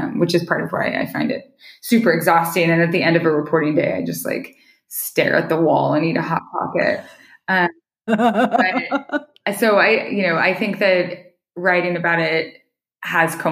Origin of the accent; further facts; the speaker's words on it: Idaho, United States; now in Montana, United States; I live in Montana, which I grew up in Idaho